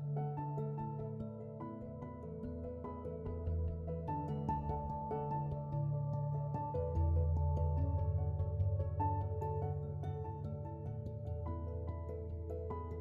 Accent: Haiti; moved away as an adult; I grew up in the Caribbean, which is Haiti

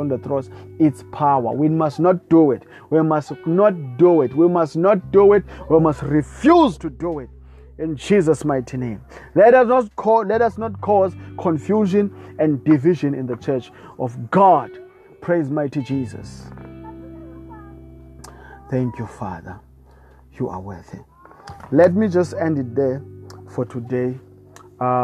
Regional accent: South Africa; I come from South Africa

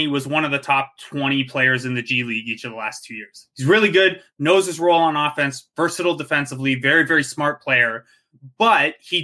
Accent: Cambridge, Ontario, Canada; I grew up in Cambridge, which is like the Kitchener area

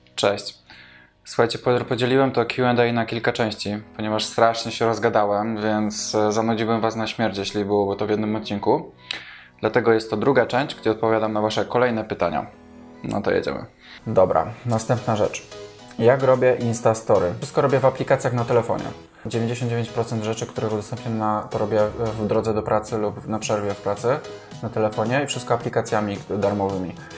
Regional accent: Kraków, Lesser Poland, Poland; Jestem z Krakowa, jak pewnie wiesz, nie należy to do najmniejszych miast.

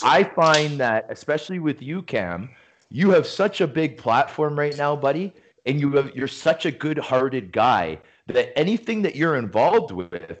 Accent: Toronto, Ontario, Canada; my hometown a lot in Toronto

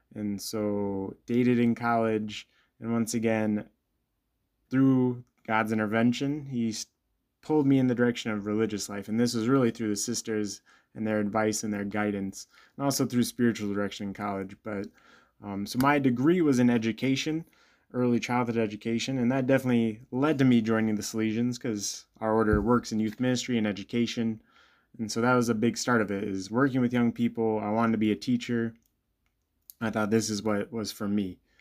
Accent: Bloomington, Illinois, United States; I'm originally from Bloomington, Illinois, um, grew up there

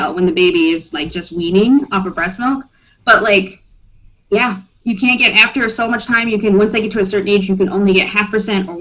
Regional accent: Iowa, United States; also born or lived in Germany; now in Michigan, United States; I'm from Iowa

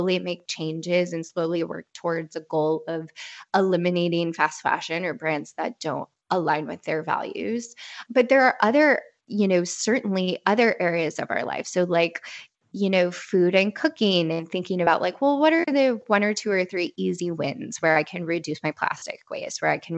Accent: Midwest, United States; I grew up in the Midwest

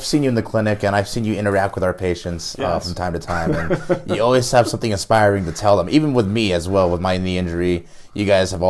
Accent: Florida, United States; now in Durango, United States; I was raised in Florida

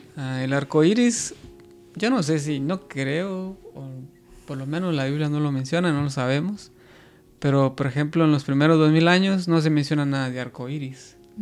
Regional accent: Guatemala; yo que soy de Guatemala

